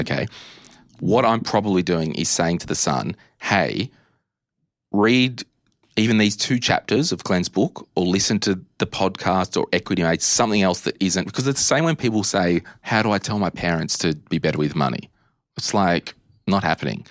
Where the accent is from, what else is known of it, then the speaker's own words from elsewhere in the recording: Australia; Growing up in Australia